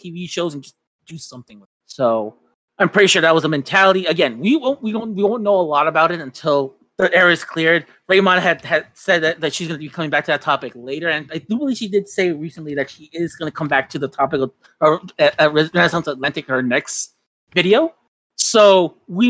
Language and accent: English; Mexico; now in United States; while I was growing up in Mexico